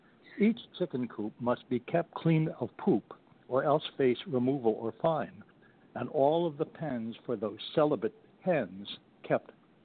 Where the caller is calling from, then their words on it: Stanwood, Washington, United States; I'm calling from Stanwood, Washington.